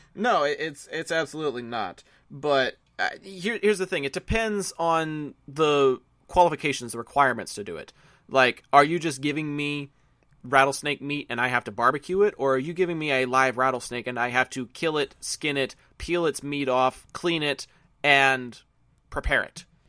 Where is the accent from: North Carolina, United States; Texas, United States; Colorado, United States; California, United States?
Texas, United States; I'm a Texan